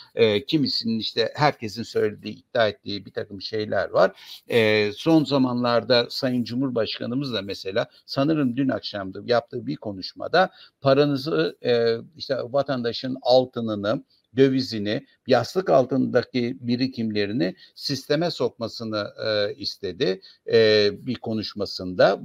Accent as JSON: {"language": "Turkish", "region": "Ordu", "country": "Turkey", "moved": "yes", "said": "Ben Karadeniz bölgesindeydim. Ordulu olduğum için oraya gittim"}